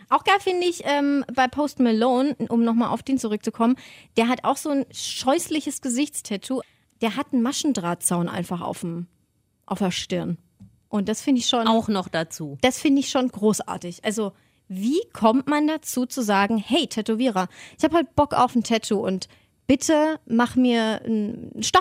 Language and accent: German; Swabia, Germany; Oder da, wo ich herkomme, spricht man halt leider so, ich komme aus Schwaben